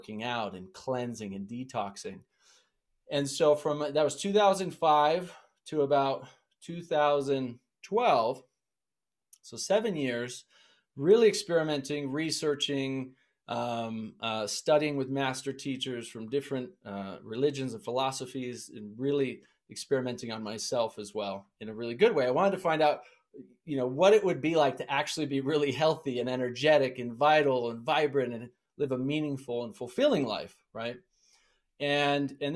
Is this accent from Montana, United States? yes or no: yes; Montana, United States; I grew up in Montana